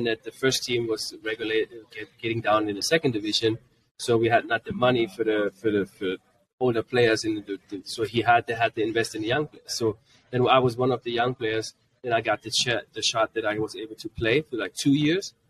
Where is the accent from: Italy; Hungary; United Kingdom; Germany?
Germany; Frankfurt, Hesse; first language German; English is a second language; moved away as an adult; also born or lived in Greenwood, Mississippi, United States; So I was born in Germany, but then we moved back to Mississippi, Greenwood. We lived for 7 years in Mississippi. And then we got back because of my dad was in the military. We went back to Germany